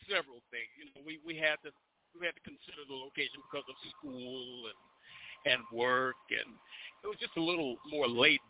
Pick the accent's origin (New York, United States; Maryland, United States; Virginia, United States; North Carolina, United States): New York, United States; Buffalo; now in Edmond, United States; I was born and raised in Buffalo, New York